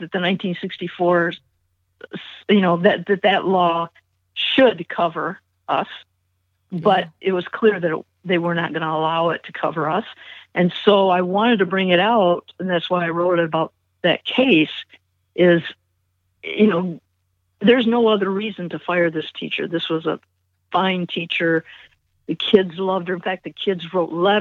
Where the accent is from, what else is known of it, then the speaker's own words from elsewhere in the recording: Mansfield, Ohio, United States; moved away; also born or lived in Michigan; I was born and partly raised in Ohio, and then we moved to Michigan.